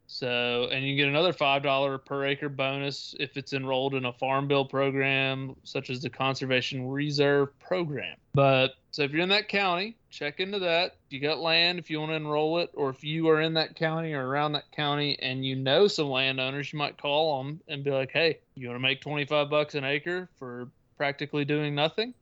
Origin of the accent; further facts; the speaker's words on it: Tennessee, United States; my home state of Tennessee